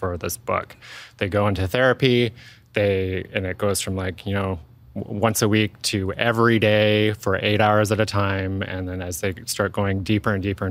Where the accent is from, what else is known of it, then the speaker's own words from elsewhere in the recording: Victoria, British Columbia, Canada; I grew up in Victoria